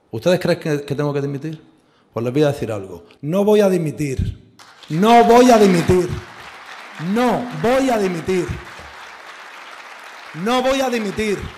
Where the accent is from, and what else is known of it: Spain